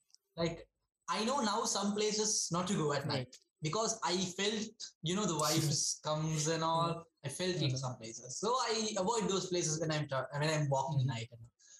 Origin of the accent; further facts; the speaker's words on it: Sri Lanka; now in Latvia; I'm from Sri Lanka.